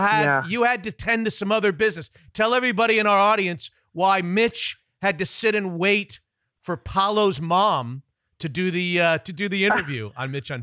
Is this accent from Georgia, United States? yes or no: no; Florida, United States; moved away as an adult; now in Seattle, United States; I grew up in Florida, and I remember my parents' faces on my mom and dad when I decided to move to Seattle 30 years ago.